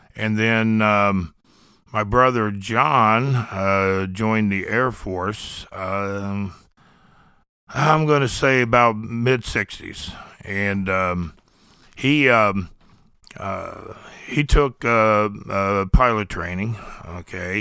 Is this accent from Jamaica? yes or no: no; Columbus, Ohio, United States; moved away as an adult; also born or lived in the South; We grew up in the Linden area. It's, uh, it was a poor area of Columbus